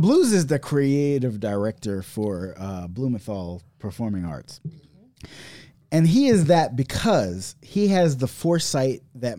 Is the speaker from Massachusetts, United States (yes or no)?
no; Compton, California, United States; I'm from Compton, nigga.